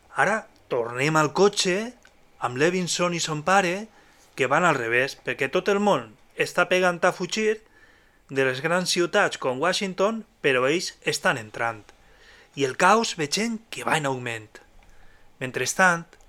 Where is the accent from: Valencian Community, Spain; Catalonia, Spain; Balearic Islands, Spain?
Valencian Community, Spain; Alzira; el grup del meu poble, d'Alcira.